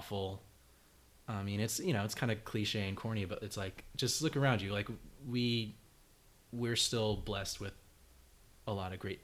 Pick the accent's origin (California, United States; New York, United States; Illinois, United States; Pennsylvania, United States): California, United States; Rowland Heights; I'm from Roland Heights, California